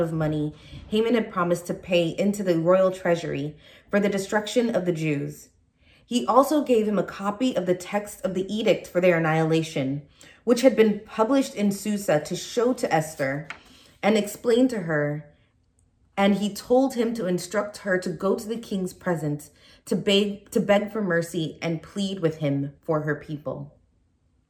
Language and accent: English; San Francisco, California, United States; moved away; also born or lived in Nigeria; I was born in Nigeria, and I grew up in San Francisco, California